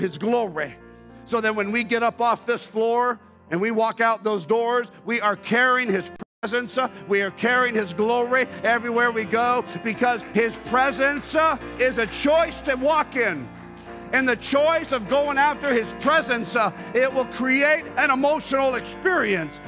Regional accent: Bogotá, Colombia; now in Canada; I was born in Bogota.

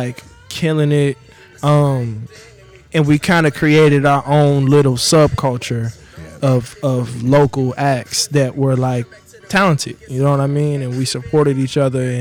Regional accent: Nashville, Tennessee, United States; we grew up in Nashville

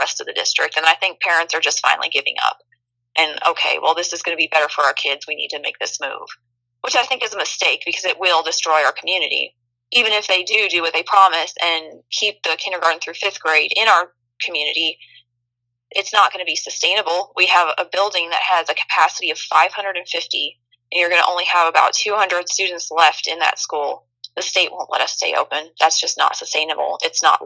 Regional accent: United States; as an American

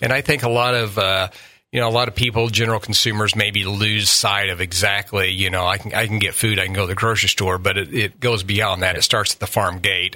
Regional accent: Southern Illinois, United States; moved away as an adult; now in Quincy, United States; I grew up in Southern Illinois

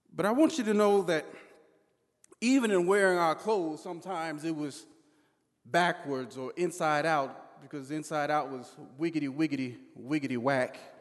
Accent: Southern California, United States; When I was a kid growing up in Southern California

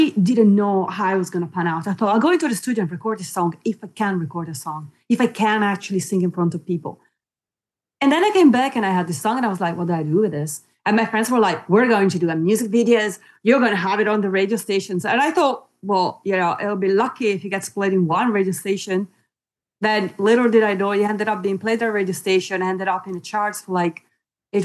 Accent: Italy; also born or lived in New Zealand / Spain; now in United Kingdom; I was born in Italy and I grew up in Italy, and then I left Italy, came to the UK, lived in the UK most of my life

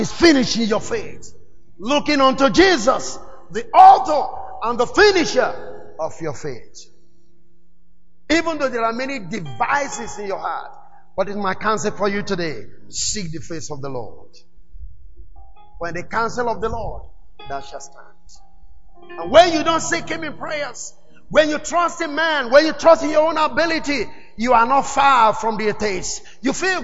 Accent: Nigeria; also born or lived in Lagos, Nigeria / Pretoria, South Africa; I was relocated from Nigeria

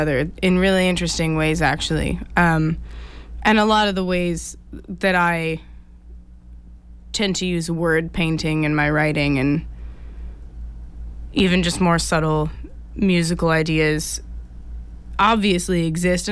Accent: Bethlehem, Pennsylvania, United States; moved away as an adult; also born or lived in Pittsburgh, Pennsylvania / New Jersey; now in Boston, United States; I grew up in Bethlehem, Pennsylvania.

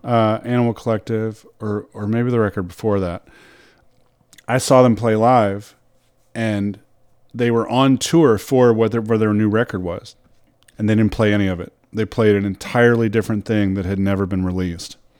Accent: Louisville, Kentucky, United States; I grew up in Louisville, Kentucky

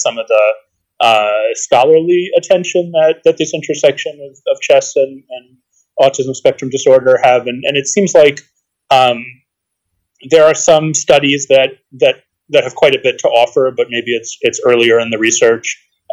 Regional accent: Boston, Massachusetts, United States; I grew up in the Boston area

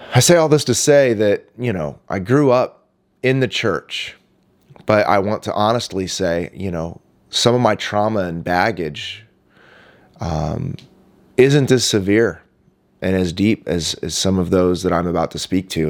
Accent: Indianapolis, Indiana, United States; also born or lived in Miami, Florida; now in San Diego, United States; in the early nineties, we moved back to Indianapolis, uh, where my dad planted another church and he's still pastoring there today. I grew up in that church movement

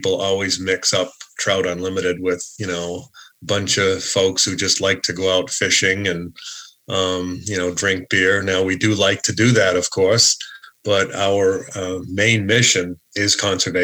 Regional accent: Boston, Massachusetts, United States; accent: Boston; moved away as an adult; now in Northampton, United States; I grew up in Greater Boston, I came from a family who enjoyed those things. And When I moved out here to Western Massachusetts back in, I think, 1985

